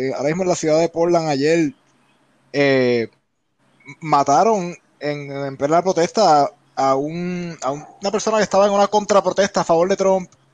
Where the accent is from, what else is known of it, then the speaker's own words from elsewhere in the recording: Puerto Rico; now in United States; desde la posición de la perspectiva de puertorriqueños y cuando uno está acá en Estados Unidos, que nosotros somos más inmigrantes sin ser inmigrantes